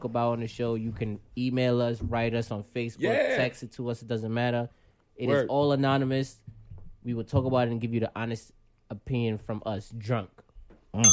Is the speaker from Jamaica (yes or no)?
yes; Jamaica; I'm Jamaican